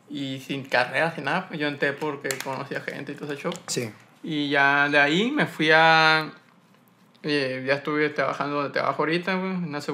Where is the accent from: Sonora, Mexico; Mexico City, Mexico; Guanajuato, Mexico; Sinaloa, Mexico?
Sonora, Mexico; Hermosillo; also born or lived in San Pedro; De aquí, Hermosillo. De Hermosillo.